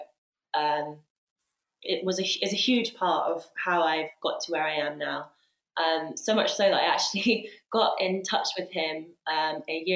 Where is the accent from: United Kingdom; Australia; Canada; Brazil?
United Kingdom; Sussex, South East England; also born or lived in Leeds; now in London, United Kingdom; I was born in Sussex.